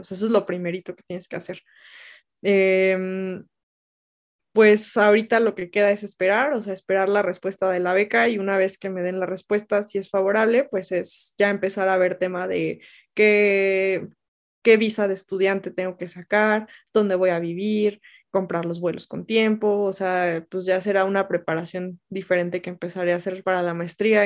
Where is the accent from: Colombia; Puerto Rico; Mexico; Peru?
Mexico; moved away as an adult; also born or lived in Mexico City; mi, propio país es un lugar inseguro para los periodistas